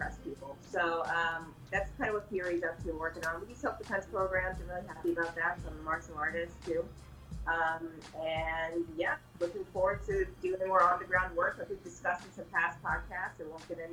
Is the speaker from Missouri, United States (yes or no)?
yes; St. Louis, Missouri, United States; moved away as an adult; now in Chicago, United States; I am from St. Louis originally. My father is a musician, a jazz musician, and an artist. So I grew up in that kind of environment